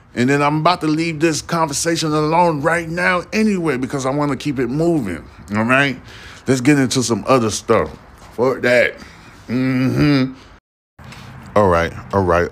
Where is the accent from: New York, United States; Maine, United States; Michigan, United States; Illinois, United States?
New York, United States; New York City; now in Houston, United States; I'm originally from Brooklyn, New York, but I've been living in goddamn Houston since, um, I've been in Houston since two thousand four